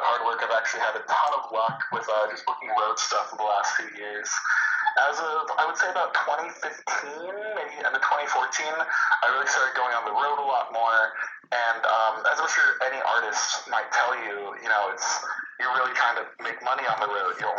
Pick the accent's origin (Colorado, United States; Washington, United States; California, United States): California, United States; Torrance; I'm in the South Bay, so I'm like Gardena, Torrance, Cobblewood. That's where I was born and raised